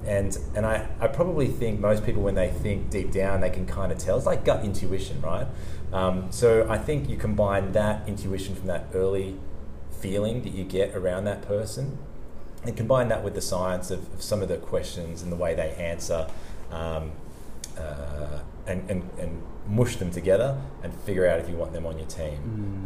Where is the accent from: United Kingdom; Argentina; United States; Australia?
Australia; Sydney, New South Wales; moved away as an adult; also born or lived in Italy / Gold Coast; now in Burleigh Heads, Australia; I'm from Sydney